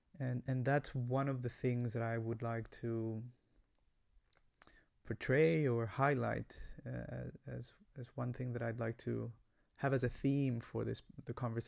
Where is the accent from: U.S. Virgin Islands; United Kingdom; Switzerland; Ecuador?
Ecuador; Guayaquil, Guayas; English is a second language; also born or lived in United States; I come from Ecuador. I was born in Guayaquil, Ecuador. That's a coastal city, hot city in South America.